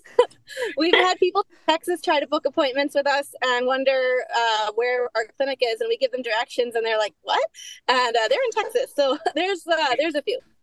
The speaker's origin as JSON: {"language": "English", "region": "Saskatchewan", "country": "Canada", "tie": "born or raised there", "said": "I grew up in Saskatchewan"}